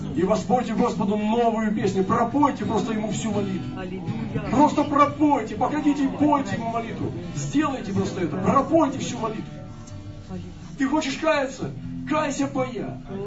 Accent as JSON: {"language": "Russian", "country": "Russia", "said": "мы были э, иностранцы, мы из России"}